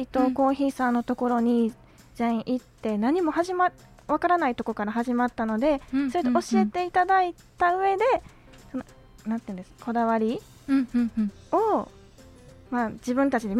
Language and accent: Japanese; Osaka, Japan; はい、私も大阪出身なんですけど